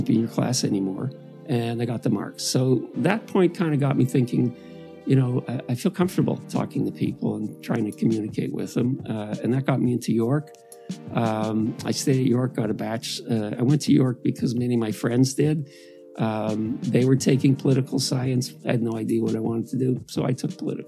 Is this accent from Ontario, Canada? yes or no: yes; Toronto, Ontario, Canada; I grew up in Downsview. It's one of the more blue-collar parts of the city